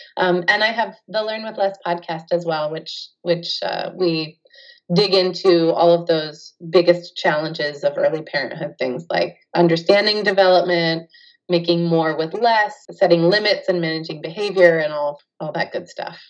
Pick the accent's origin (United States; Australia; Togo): United States; California; I'm from California